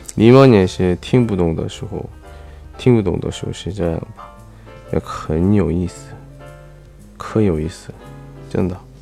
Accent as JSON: {"language": "Chinese", "country": "South Korea", "second_language": "Chinese", "said": "我是来自韩国外教"}